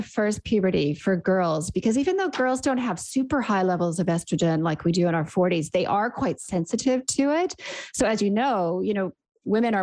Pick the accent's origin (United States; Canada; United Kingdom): Canada; accent: Canadian; moved away as an adult; also born or lived in Sydney, Australia; now in New Zealand; You can hear from my accent, I'm Canadian.